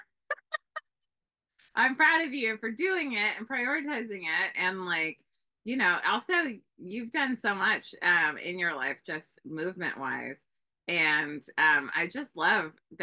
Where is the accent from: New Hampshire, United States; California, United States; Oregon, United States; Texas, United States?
California, United States; Bay Area; I grew up in the Bay Area